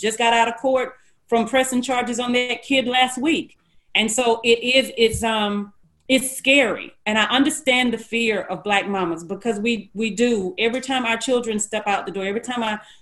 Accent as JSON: {"language": "English", "town": "Gordon", "region": "Alabama", "country": "United States", "tie": "born or raised there", "said": "Where we lived, because I'm from Gordon, Alabama, which is a small town outside of Dothan, Alabama. And where we lived, I think they were still having KKK meetings when I was a little girl"}